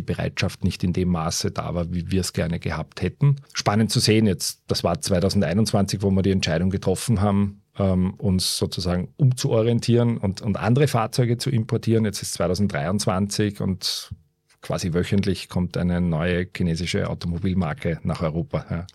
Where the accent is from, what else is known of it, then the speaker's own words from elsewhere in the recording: Baden, Lower Austria, Austria; moved away as an adult; also born or lived in Vienna / Germany / China; Bin äh, aufgewachsen in Baden, einem äh, kleinen verschlafenen Städtchen im Süden von Wien.